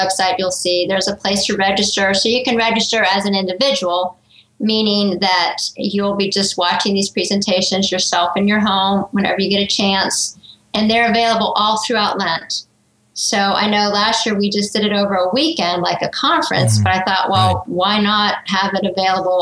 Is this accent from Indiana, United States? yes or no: no; Greenville, South Carolina, United States; my hometown here in Greenville, South Carolina